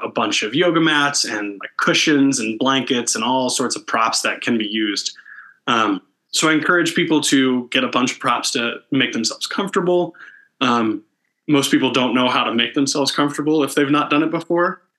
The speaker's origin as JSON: {"language": "English", "town": "Canton", "region": "Ohio", "country": "United States", "tie": "born or raised there", "also_born_or_lived": "Athens, Ohio / Kentucky / Indianapolis, Indiana", "moved": "as an adult", "lives_now": "Denver, United States", "said": "I grew up in Northeast Ohio uh, in Canton"}